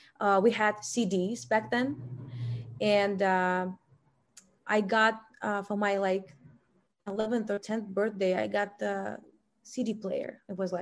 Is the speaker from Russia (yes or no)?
yes; Russia; born there; I was born in Russia.